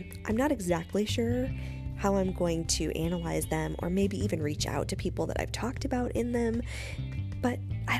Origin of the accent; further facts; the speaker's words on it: Midwest, United States; growing up in the Midwest, in the 90s, no less, as a girl.